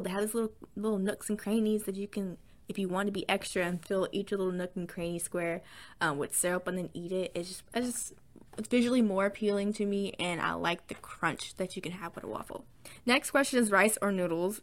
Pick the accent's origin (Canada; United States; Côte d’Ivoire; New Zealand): United States; the South; accent: southern twang; I am from the south, so sometimes you might hear some, a little bit of a little southern twang